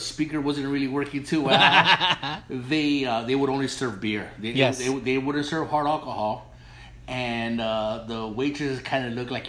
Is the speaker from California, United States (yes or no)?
yes; Los Angeles, California, United States; I'm old school. I grew up in East LA, and when I was growing up in East LA, there was a lot of small, what they call cantinas.